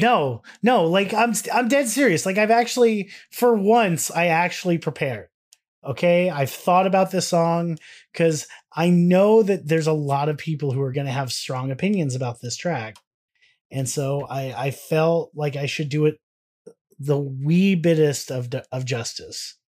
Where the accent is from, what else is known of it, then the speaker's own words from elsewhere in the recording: United States; being Americans